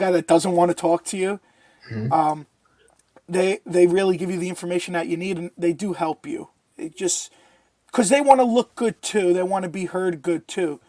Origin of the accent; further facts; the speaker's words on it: New York, United States; we're both from New York. We're both Italian.